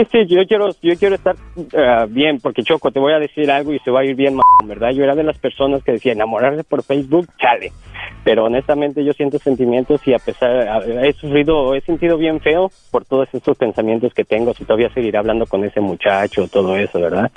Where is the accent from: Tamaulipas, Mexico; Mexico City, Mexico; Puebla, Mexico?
Mexico City, Mexico; yo soy del DF, yo soy del Distrito Federal